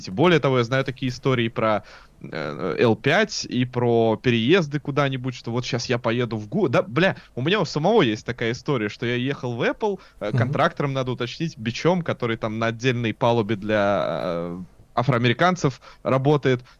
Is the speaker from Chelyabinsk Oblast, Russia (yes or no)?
no; Gorelovo, Saint Petersburg, Russia; я такой петербуржец, который вырос на окраине, я вырос в Горелово.